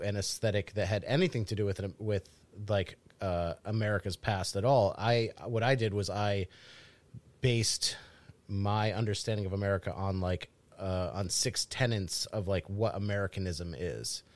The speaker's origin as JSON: {"language": "English", "region": "New England", "country": "United States", "tie": "born or raised there", "said": "growing up in the Northeast."}